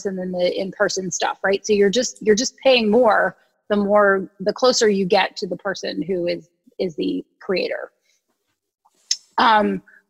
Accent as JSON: {"language": "English", "region": "Ohio", "country": "United States", "also_born_or_lived": "New York City", "moved": "as an adult", "said": "And I was from Ohio, where people said good morning when they answered the phone."}